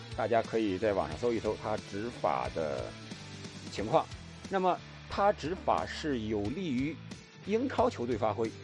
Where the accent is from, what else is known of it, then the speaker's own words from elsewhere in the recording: China; 我们中国人